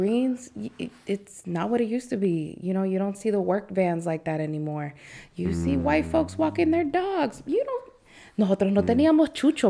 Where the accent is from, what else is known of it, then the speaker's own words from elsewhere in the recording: Alexandria, Virginia, United States; Where I grew up in Chirilagua.